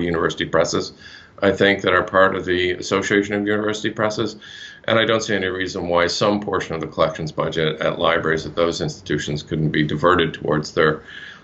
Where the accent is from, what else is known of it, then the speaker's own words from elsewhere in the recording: Nova Scotia, Canada; I'm actually from Nova Scotia